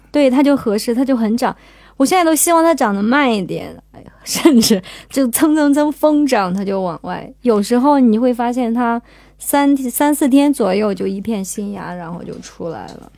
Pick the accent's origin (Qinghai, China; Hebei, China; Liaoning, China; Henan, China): Qinghai, China; moved away; 我从小是生活在青海嘛，生活在草原上